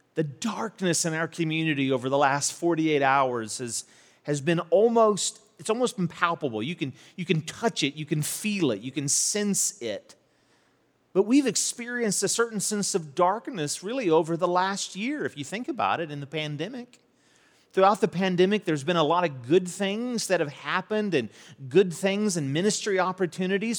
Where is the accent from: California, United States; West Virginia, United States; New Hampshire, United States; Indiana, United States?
West Virginia, United States; St. Albans; also born or lived in Charleston, West Virginia; I grew up in Saint Albans, was born in Charleston, but grew up in Saint Albans